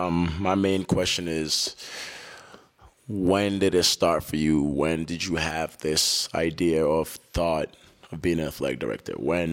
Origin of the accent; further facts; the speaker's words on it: Lowell, Massachusetts, United States; English is a second language; also born or lived in Africa; Growing up in Lowell